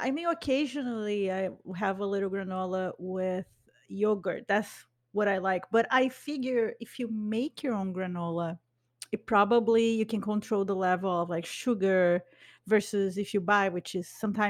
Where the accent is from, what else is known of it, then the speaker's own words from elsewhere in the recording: Brazil; born there; but I was born in Brazil. So I identify with the culture in Brazil.